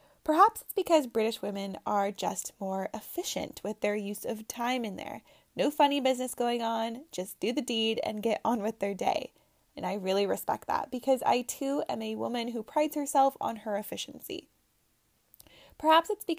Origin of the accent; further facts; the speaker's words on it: United States; moved away as an adult; now in England, United Kingdom; I'll probably come across sounding uber American